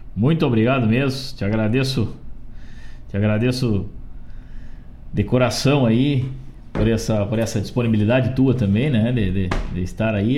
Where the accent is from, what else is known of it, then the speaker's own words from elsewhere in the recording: Rio Grande do Sul, Brazil; Somos gaúchos o ano inteiro